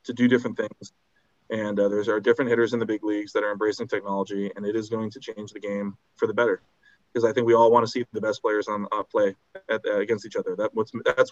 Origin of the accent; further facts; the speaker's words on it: Cleveland, Ohio, United States; my hometown team, the Indians